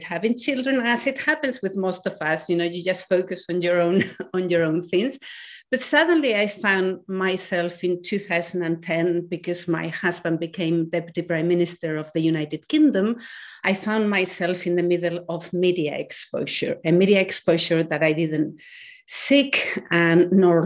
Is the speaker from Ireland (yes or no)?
no; Spain; I was born in Spain when Spain was still in a dictatorship. And until I was 8, women in my country could not have their own current account